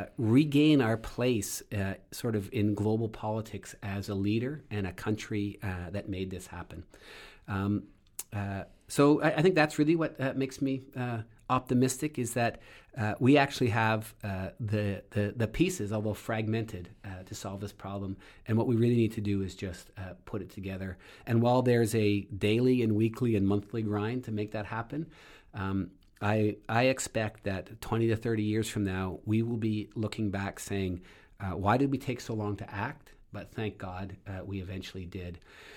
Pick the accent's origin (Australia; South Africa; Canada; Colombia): Canada; moved away as an adult; now in United States; And so, I'm also originally from Canada, came to this country to do my PhD research, and ended up staying.